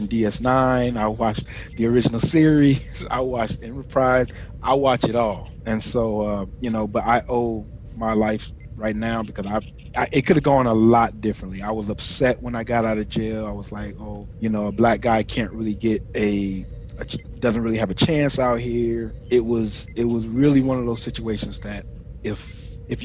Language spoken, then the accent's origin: English; Chicago, Illinois, United States; moved away as an adult; I'm originally from Chicago, South Side Chicago, Illinois, and I went to the Navy, joined the Navy at 18, right after high school